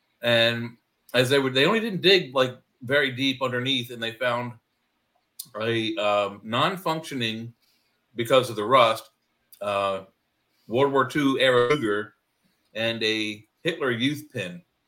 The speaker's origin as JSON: {"language": "English", "region": "Maryland", "country": "United States", "said": "and I'm from the South too, in Maryland."}